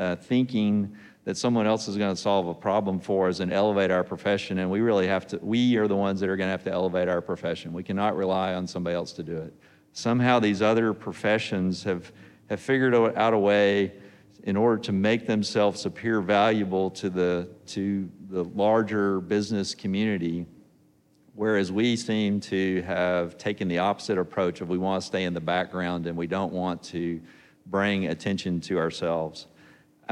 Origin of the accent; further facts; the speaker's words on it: Texas, United States; I am from Texas